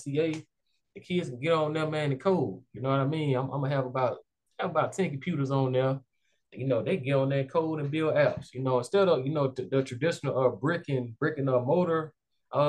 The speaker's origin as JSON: {"language": "English", "town": "Montgomery", "region": "Alabama", "country": "United States", "tie": "born or raised there", "said": "I grew up in West Montgomery"}